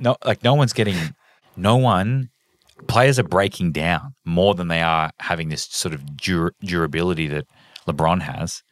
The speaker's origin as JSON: {"language": "English", "country": "Australia", "said": "I'm Australian"}